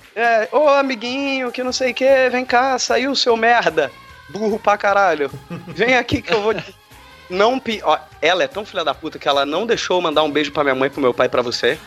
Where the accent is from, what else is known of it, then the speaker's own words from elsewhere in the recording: Rio de Janeiro, Brazil; quando eu era pequeno, aqui no Rio, era gravado o programa da Xuxa